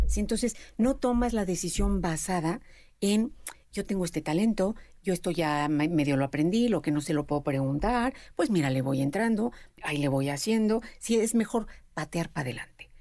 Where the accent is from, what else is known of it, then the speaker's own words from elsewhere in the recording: Mexico; nosotros somos mexicanos